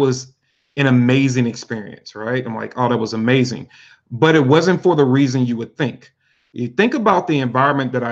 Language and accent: English; St. Louis, Missouri, United States; Louis, Missouri, born and raised, pretty much left a couple of times, but I'm a pretty much a hometown boy